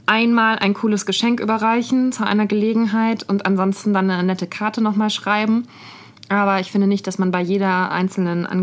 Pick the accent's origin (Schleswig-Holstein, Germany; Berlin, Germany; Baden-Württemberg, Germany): Berlin, Germany; wenn man unterwegs ist in der weiten Welt und man sagt zu Leuten, ich komme aus Berlin